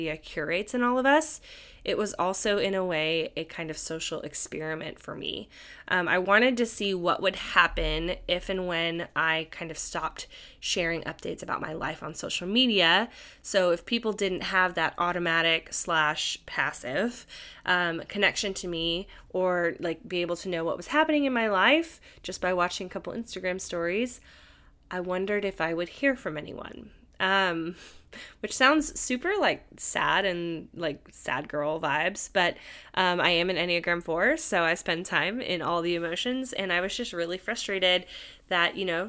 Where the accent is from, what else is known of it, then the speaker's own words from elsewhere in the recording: California, United States; something I didn't really grow up with as much growing up in the Bay Area.